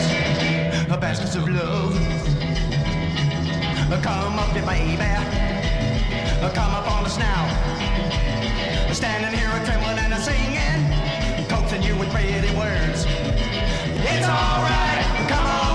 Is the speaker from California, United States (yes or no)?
no; New Jersey, United States; now in Chicago, United States; My parents let me do it all the time from New Jersey